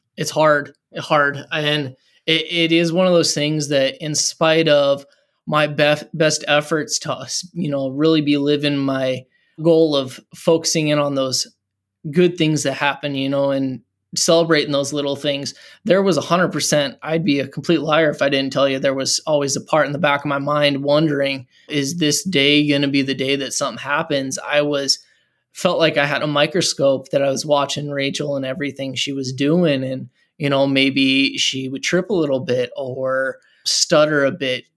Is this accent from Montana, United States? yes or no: yes; Montana, United States; moved away; also born or lived in Fargo, North Dakota / Seattle area; We're both originally from Montana